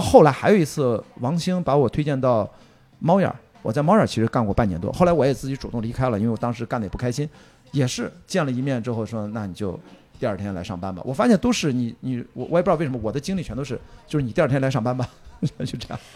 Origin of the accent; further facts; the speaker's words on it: Qingdao, Shandong, China; moved away; also born or lived in Beijing; 在青岛，我在家乡